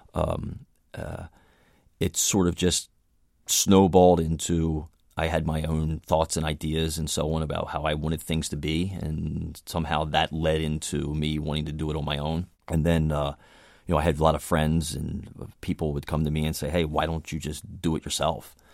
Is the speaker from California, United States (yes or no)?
no; Baltimore, Maryland, United States; I grew up in Baltimore, Maryland